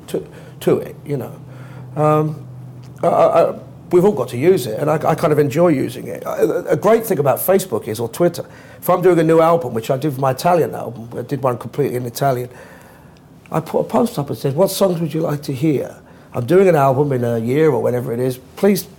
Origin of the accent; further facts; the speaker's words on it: London, United Kingdom; I grew up as a Londoner